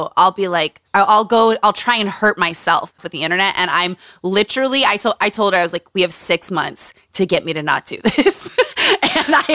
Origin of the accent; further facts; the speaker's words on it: Utah, United States; moved away; Growing up in Utah, growing up around cults